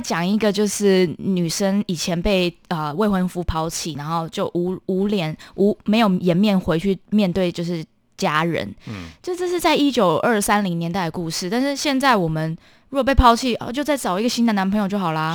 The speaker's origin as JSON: {"language": "Chinese", "country": "Taiwan", "tie": "born or raised there", "said": "我是从小在台湾接受古典音乐教育的"}